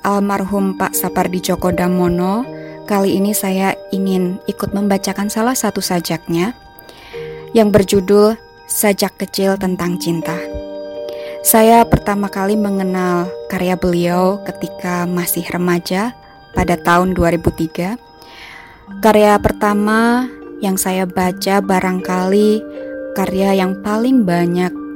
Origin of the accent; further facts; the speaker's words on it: Yogyakarta, Special Region of Yogyakarta, Indonesia; Saya berasal dari Yogyakarta